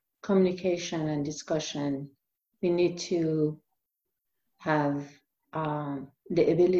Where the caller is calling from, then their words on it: Medford, Oregon, United States; And I'm coming from Medford, Oregon.